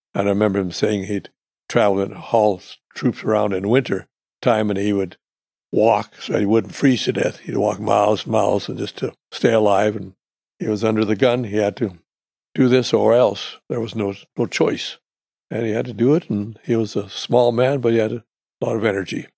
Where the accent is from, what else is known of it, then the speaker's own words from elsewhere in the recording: Canada; I was born in Canada in nineteen thirty-six